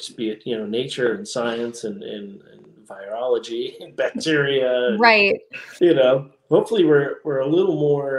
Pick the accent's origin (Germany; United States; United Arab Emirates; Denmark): United States; Las Vegas, Nevada; moved away; also born or lived in Utah / California; I grew up in born and raised in Las Vegas, Nevada.